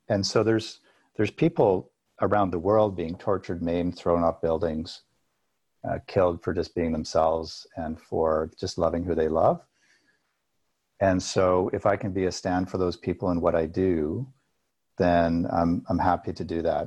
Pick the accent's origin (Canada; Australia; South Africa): Canada; Alberta; I grew up in Alberta, which is like Texas mixed with Colorado in Canada